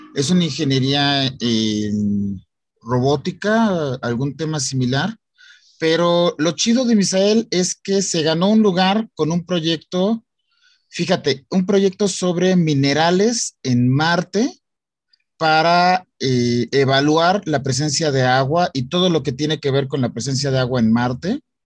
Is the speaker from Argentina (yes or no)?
no; Mexico; en México tenemos el talento